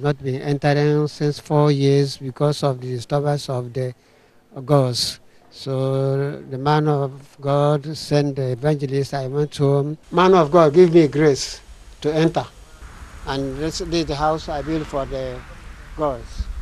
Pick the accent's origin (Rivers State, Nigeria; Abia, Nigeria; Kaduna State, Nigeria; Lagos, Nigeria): Abia, Nigeria; I come from Abia State.